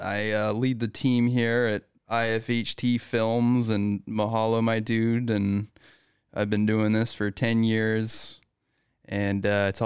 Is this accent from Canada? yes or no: yes; British Columbia, Canada; I'm a British Columbian.